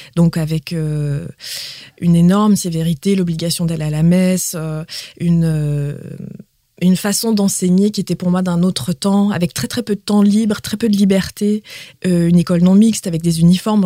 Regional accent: Quebec, Canada; first language Quebec French; now in France; en tant que québécoise en France

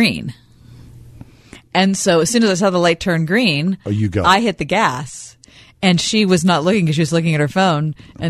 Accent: Pittsburgh, Pennsylvania, United States; I'm from Pittsburgh

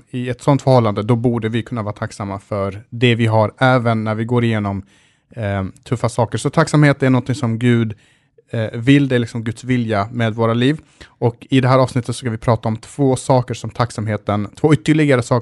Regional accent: Sweden; som svensk som man är så ska, alltid, så ska man alltid göra en husesyn

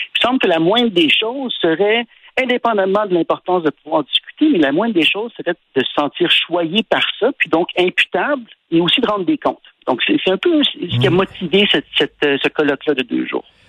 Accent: Quebec, Canada; je suis un Québécois

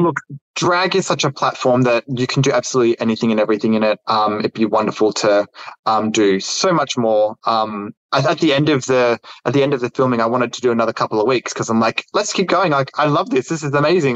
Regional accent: Australia; it's tough growing up in Australia um, during the '90s

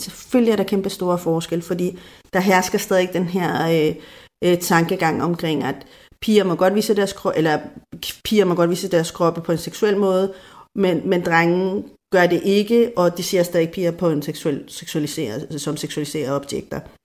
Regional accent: Denmark; vi er fra Danmark

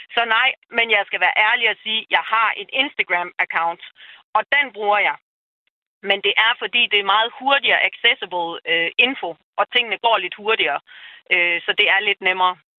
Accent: North Jutland, North Denmark Region, Denmark; nu er jeg jo nordjyde

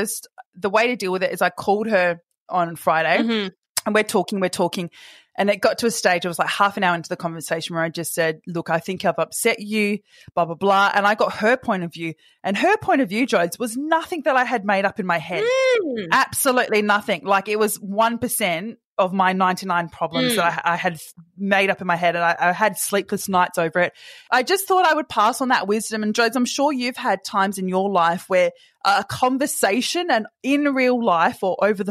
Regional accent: Perth, Western Australia, Australia; moved away as an adult; also born or lived in Sydney; now in Perth, Australia; I grew up in Perth and I moved to Sydney when I was 20

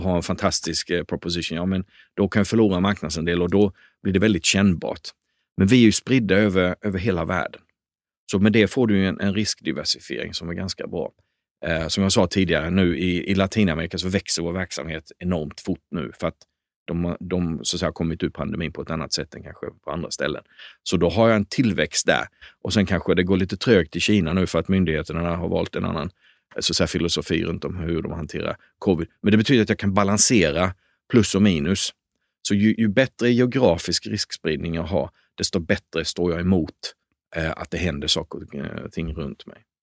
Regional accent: Småland, Sweden; jag är uppväxt i Småland

